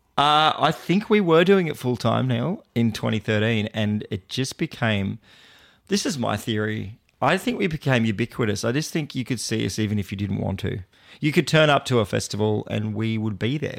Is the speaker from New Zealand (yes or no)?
no; Port Macquarie, New South Wales, Australia; my hometown, Port Macquarie